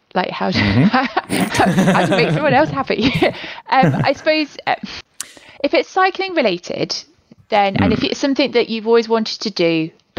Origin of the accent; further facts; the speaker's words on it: England, United Kingdom; and I'm a southerner, apparently, although I'm from the Midlands and it's a very different place.